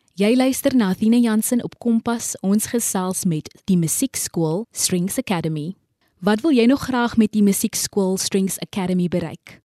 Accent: Kraaifontein, Western Cape, South Africa; soos ek van Kraaifontein

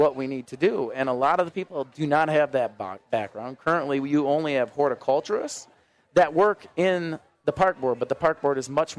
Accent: Minneapolis, Minnesota, United States; I grew up in North Minneapolis

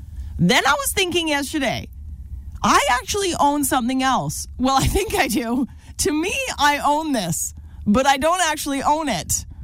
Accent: North Vancouver, British Columbia, Canada; I grew up in North Van.

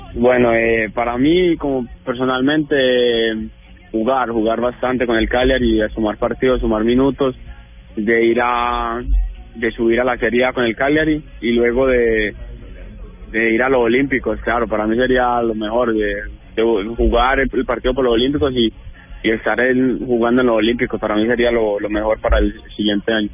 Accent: Colombia; moved away as an adult; now in Italy; aquí ya saben que soy colombiano

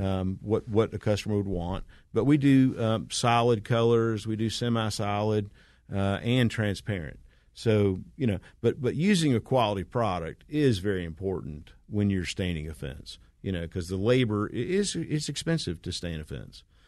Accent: Smyrna, Georgia, United States; this is my hometown. I've, I've, I grew up in Smyrna

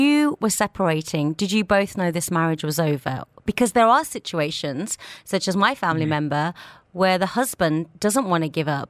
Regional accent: India; I'm Indian.

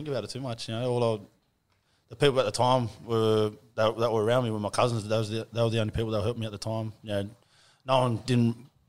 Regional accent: Doonside, New South Wales, Australia; also born or lived in Blacktown, Australia / Redfern, Australia; So I moved a lot when I was a kid. Originally from Doonside, so I was born out in Blacktown, where my dad's family's from.

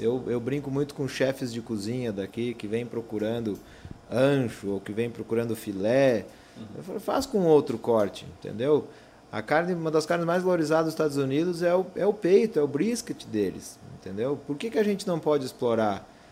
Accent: Campo Grande, Mato Grosso do Sul, Brazil; also born or lived in Porto Alegre; now in Campo Grande, Brazil; Nasci aqui em Campo Grande

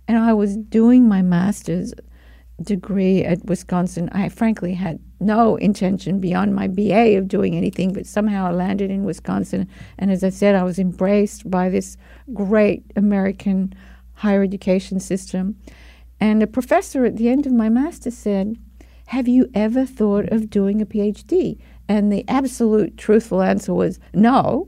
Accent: Melbourne, Victoria, Australia; I grew up in Melbourne, Australia

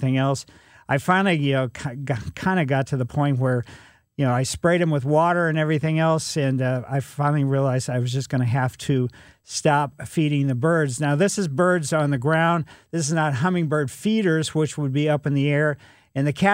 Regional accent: Ellisville, Missouri, United States; It's a little bit further east than I grew up in Ellisville

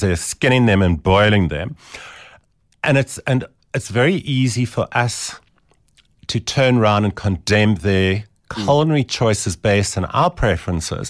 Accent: Eastern Cape, South Africa; now in Johannesburg, South Africa; I was from the Eastern Cape

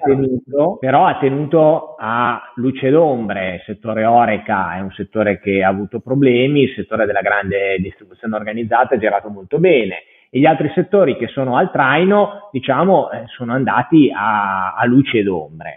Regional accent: Parma, Emilia-Romagna, Italy; io sono originario di Parma

